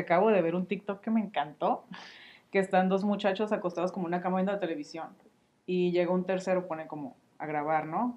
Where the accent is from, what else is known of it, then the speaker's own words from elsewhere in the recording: Mexico; nosotros, como cultura mexicana, es más común que nos demos besos